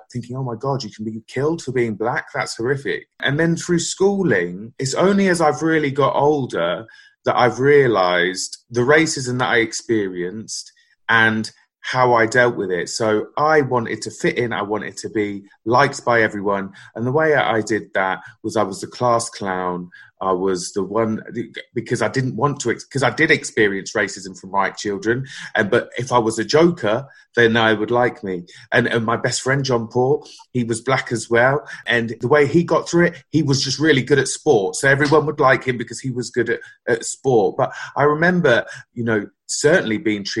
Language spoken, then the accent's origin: English; Northampton, East Midlands, United Kingdom; born or raised there; also born or lived in West London